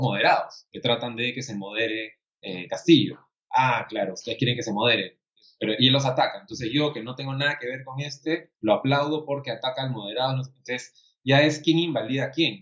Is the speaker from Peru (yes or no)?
yes; Peru